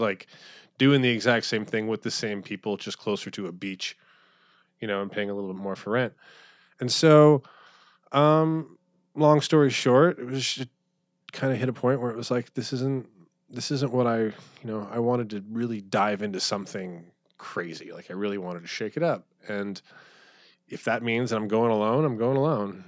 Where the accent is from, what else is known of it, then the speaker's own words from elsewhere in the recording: Phoenix, Arizona, United States; moved away as an adult; also born or lived in New York / Pittsburgh; I grew up in Phoenix